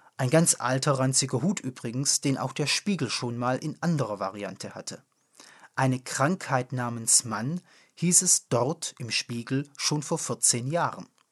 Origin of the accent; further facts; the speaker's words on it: foot of the Swabian Jura, Baden-Württemberg, Germany; In meiner Heimat, am Fuße der Schwäbischen Alb gelegen